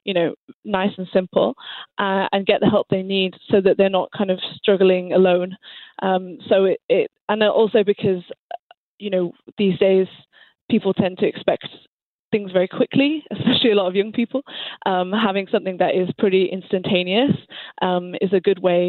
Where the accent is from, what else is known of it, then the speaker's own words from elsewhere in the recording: England, United Kingdom; moved away as an adult; now in Montreal, Canada; I actually am technically Canadian, but I grew up in England